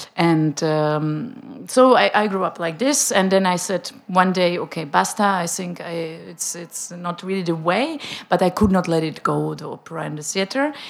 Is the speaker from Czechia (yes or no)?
yes; Prague, Czechia; English is a second language; moved away as an adult; also born or lived in Switzerland / United States; I'm coming from Prague, and I'm used to apologize for my bad German